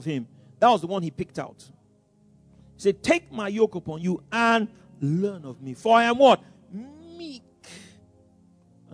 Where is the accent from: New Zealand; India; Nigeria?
Nigeria; Lagos; also born or lived in Abeokuta, Ogun State; we're from Lagos, but really originally from Abeokuta